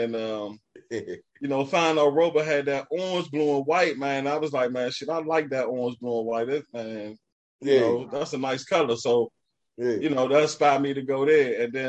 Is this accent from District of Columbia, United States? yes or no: yes; Washington, District of Columbia, United States; I was from Lincoln Heights